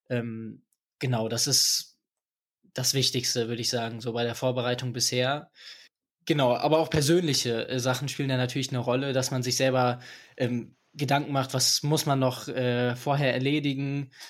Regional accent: Aachen, North Rhine-Westphalia, Germany; ich komme hier aus Aachen. Äh, ich bin 18 Jahre alt

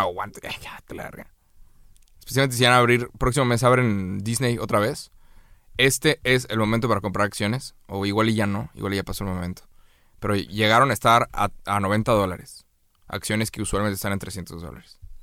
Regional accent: Mexico; A los mexicanos nos mamó Coco.

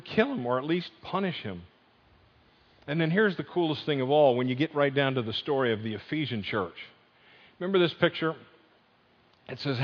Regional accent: Northeast, United States; moved away; I grew up in the Northeast. I've converted. I'm not a Yankee anymore

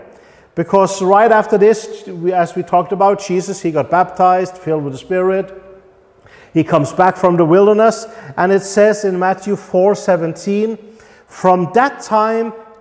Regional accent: Norway; now in Poland; I'm from Norway. That gives me certain rights because I belong to the Norwegian kingdom

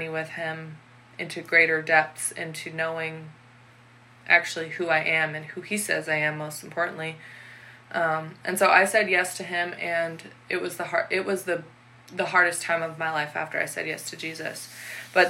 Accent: Washington, United States; I had just moved from my hometown that I lived in since I was in third grade, so most of my life. And I had moved all the way across Washington to a brand new town

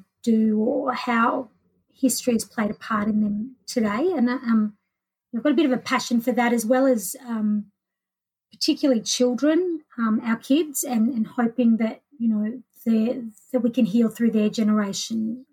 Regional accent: Melbourne, Victoria, Australia; I grew up in Melbourne

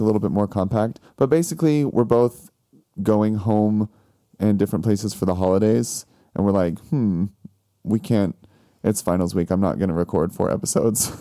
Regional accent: Missouri, United States; moved away; I'm from Missouri

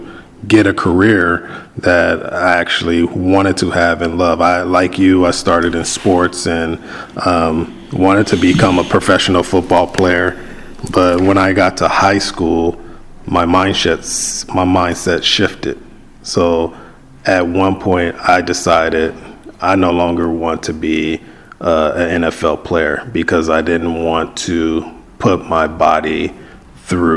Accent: Compton, California, United States; growing up in Compton, and I know we talked about me growing up

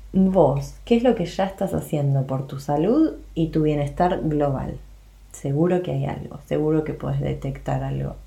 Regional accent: Buenos Aires, Argentina; moved away as an adult; now in France; soy argentina, de Buenos Aires más precisamente, eso lo deschaba mi acento

